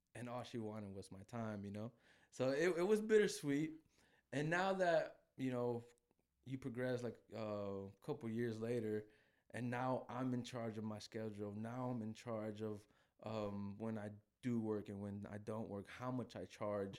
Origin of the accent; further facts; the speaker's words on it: Guadalajara, Jalisco, Mexico; I'm from Guadalajara